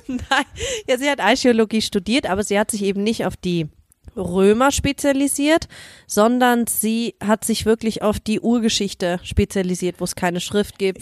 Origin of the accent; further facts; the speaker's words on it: Germany; moved away; komme ich aus Deutschland, war im Geschwister-Scholl-Gymnasium